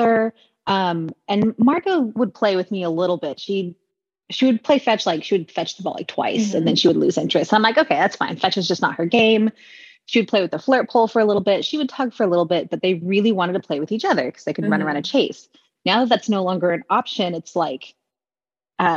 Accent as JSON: {"language": "English", "region": "Texas", "country": "United States", "tie": "born or raised there", "moved": "as an adult", "said": "I was born and raised in Texas"}